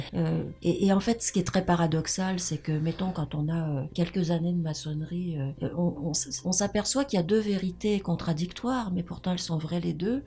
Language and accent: French; France; moved away as an adult; also born or lived in Montreal, Canada; now in Gaspésie, Canada; quand j'ai quitté la France